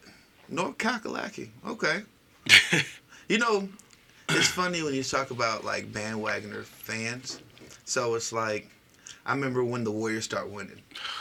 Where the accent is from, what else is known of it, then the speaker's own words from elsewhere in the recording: Nigeria; It's my father's name. I'm Igbo from the Igbo tribe.